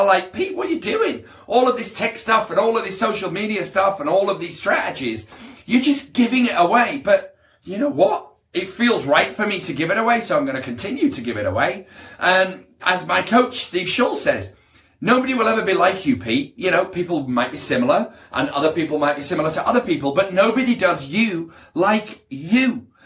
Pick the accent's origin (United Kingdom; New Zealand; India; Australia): United Kingdom; now in Beverly Hills, United States; I'm British. Very proud to be British